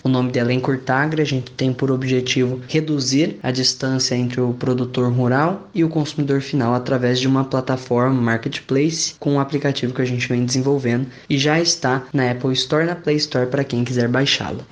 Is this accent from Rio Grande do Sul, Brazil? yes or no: no; Catanduva, São Paulo, Brazil; moved away as an adult; now in Piracicaba, Brazil; vim de Catanduva, interior de São Paulo